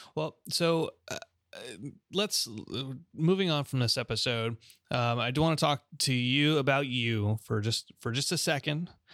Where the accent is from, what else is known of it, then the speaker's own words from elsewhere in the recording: Los Angeles, California, United States; moved away; also born or lived in Oklahoma City; my hometown, there used to, we used to have a Japanese concentration camp